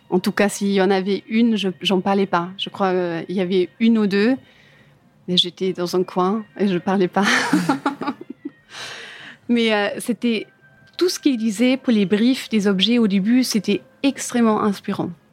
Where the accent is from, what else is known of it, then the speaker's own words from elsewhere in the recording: Germany; French is a second language; moved away as an adult; now in Paris, France; En Allemagne